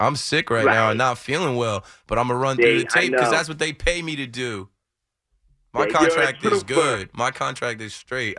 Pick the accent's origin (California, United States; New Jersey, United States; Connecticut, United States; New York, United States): New Jersey, United States; Ocean Township; I grew up in a predominantly white area. I'm from Ocean Township, New Jersey. I grew up in the Jersey Shore area.